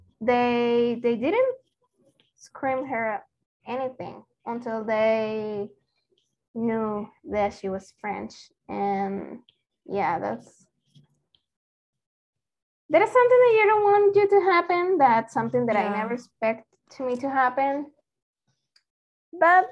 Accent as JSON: {"language": "English", "country": "Mexico", "second_language": "English", "said": "they assumed I was Mexican. They were right"}